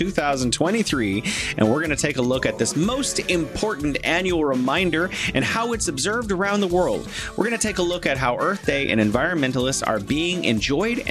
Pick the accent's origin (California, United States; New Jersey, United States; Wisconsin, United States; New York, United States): California, United States; I'm from California